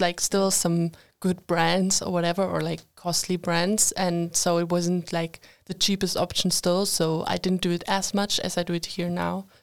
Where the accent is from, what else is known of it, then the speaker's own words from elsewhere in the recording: Germany; moved away as an adult; now in Linköping, Sweden; I'm from Germany